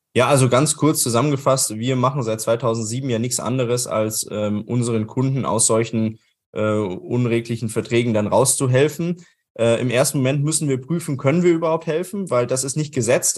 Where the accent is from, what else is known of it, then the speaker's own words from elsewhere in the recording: Germany; wir das in Deutschland oder in Österreich gemacht haben